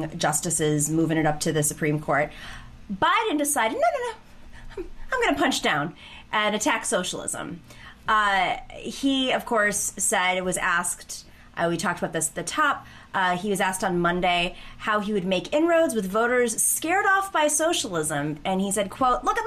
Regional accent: Buffalo, New York, United States; moved away; I grew up in Buffalo, New York

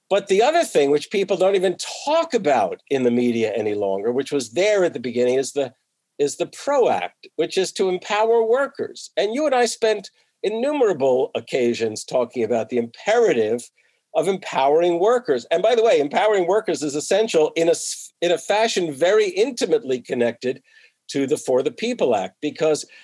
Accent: New Jersey, United States; and I grew up in New Jersey, but I was in the northern part of New Jersey.

